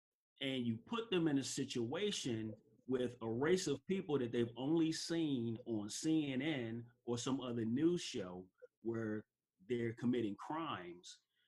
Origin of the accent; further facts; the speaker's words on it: Chicago, Illinois, United States; growing up in Chicago, I went to four different elementary schools.